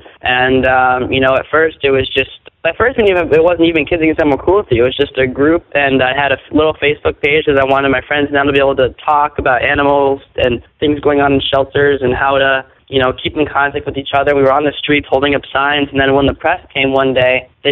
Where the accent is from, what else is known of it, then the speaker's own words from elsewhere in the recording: Ohio, United States; my home state of Ohio